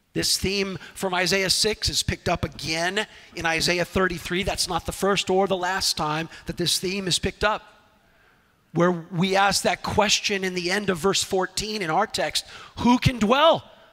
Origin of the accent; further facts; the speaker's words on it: Southern California, United States; Growing up in Southern California